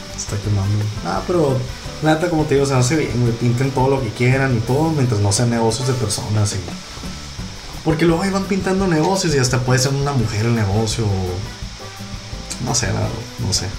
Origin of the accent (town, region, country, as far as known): northern Mexico, Mexico; accent: norteño